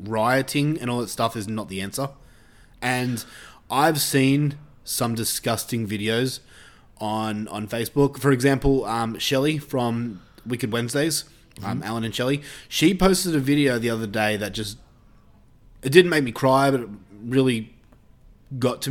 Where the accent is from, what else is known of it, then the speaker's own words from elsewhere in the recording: Australia; being Australian